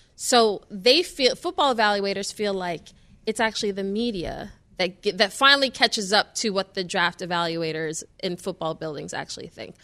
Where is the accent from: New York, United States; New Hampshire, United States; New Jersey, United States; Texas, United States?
New York, United States; New York City; I'm from New York City